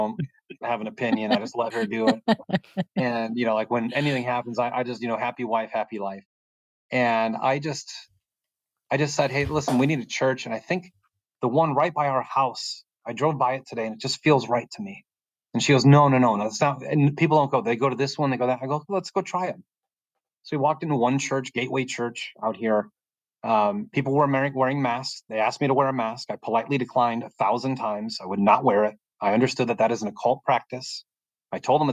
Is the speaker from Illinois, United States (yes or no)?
yes; Chicago, Illinois, United States; I'm from Chicago.